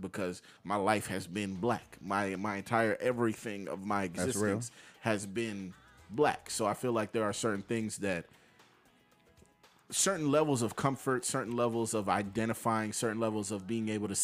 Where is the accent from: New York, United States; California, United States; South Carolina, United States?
New York, United States; New York City; As a New Yorker